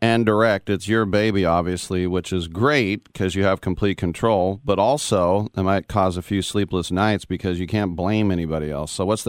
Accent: East Bay, Northern California, United States; also born or lived in Oakland / Berkeley; I'm a NorCal native.

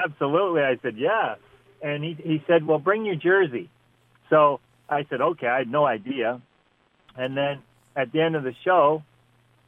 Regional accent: Ontario, Canada; moved away as an adult; also born or lived in Los Angeles / New York / Edmonton; my hometown in Ontario here, 75 people where I grew up.

